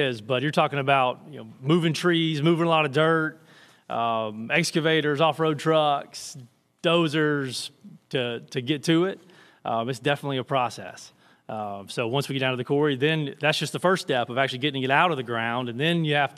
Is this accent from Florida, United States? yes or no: no; Birmingham, Alabama, United States; moved away as an adult; now in Chattanooga, United States; I'm from Birmingham